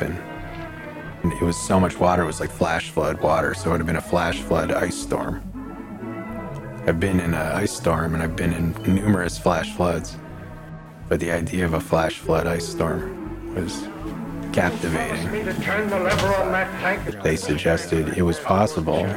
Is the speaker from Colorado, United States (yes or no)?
yes; Denver, Colorado, United States; moved away; also born or lived in Chicago; I grew up in Denver, which is one of the sunniest parts of the country